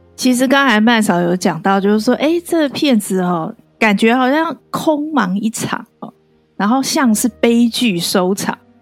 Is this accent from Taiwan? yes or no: yes; Taiwan; 我其实身为台湾人